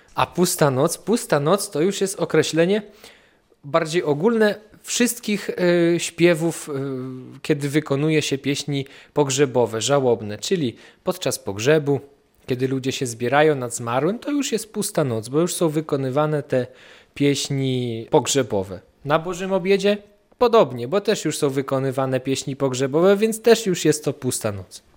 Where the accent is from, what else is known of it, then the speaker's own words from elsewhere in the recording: Kurpie, Poland; u nas na Kurpiach